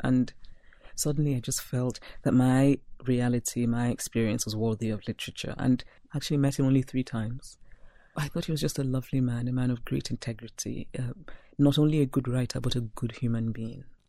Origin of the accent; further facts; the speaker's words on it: Nigeria; moved away as an adult; also born or lived in Philadelphia / Brooklyn / Princeton; When I go back to my hometown, I am the person who wants to speak only Igbo